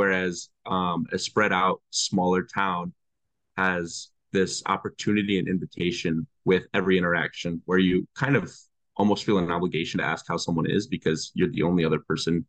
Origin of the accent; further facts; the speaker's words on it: Midwest, United States; growing up in the Midwest, it was something. There was something about the community that is kind of necessary in the Midwest